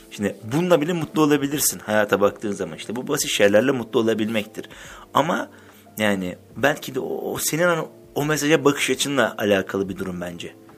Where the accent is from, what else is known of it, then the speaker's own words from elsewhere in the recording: Black Sea Region, Turkey; benim mesela Karadenizliyim ben